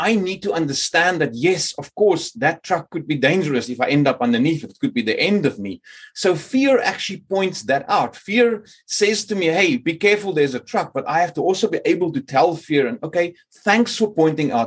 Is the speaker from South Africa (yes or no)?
yes; Cape Town, Western Cape, South Africa; moved away as an adult; now in Sweden; growing up in Cape Town